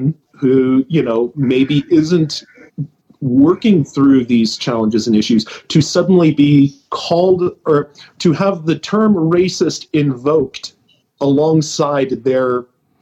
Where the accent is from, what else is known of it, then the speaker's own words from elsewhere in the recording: White Mountains of New Hampshire, United States; I grew up in the White Mountains of New Hampshire